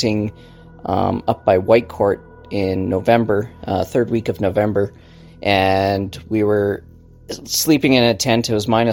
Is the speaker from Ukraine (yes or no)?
no; Calgary, Alberta, Canada; We're from Calgary, Alberta, Canada.